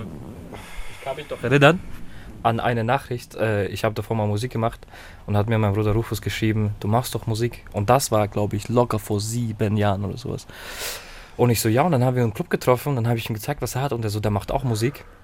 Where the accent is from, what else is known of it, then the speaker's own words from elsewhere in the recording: Herzogenaurach, Bavaria, Germany; also born or lived in Kazakhstan; wir kommen aus Herzogenaurach